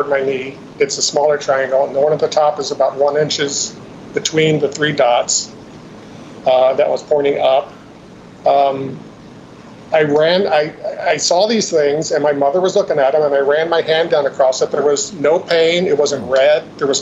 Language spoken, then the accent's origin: English; Shenandoah Valley, Virginia, United States; I grew up in Virginia, in the Shenandoah Valley, really pretty part of the state